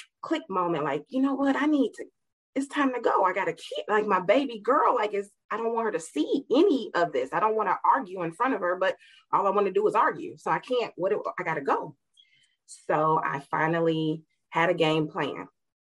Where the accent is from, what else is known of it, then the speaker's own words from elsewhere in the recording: Gary, Indiana, United States; I grew up in Gary, Indiana